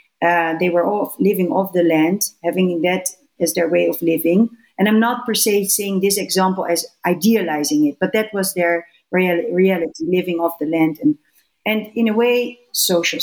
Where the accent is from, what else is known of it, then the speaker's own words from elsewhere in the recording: Netherlands; I'm from the Netherlands